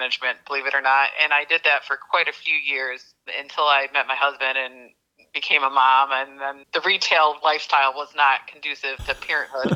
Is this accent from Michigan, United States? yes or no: yes; Battle Creek, Michigan, United States; moved away as an adult; also born or lived in East Lansing, Michigan; I was born and raised in Battle Creek, Michigan, Serial City